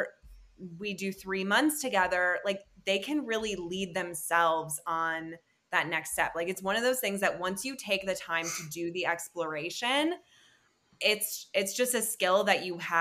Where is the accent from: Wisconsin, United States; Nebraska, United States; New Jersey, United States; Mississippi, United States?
Wisconsin, United States; also born or lived in Seattle; now in Bend, United States; I'm from Wisconsin, but I lived in Seattle before here